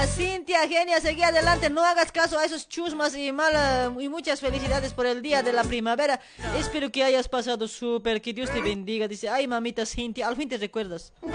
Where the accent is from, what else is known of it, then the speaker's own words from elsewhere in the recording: La Paz, Bolivia; now in Argentina; paseñita, así como yo